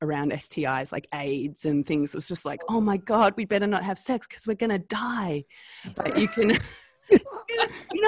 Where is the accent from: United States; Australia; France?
Australia; accent: Australian; my Australian accent, and I'm Australian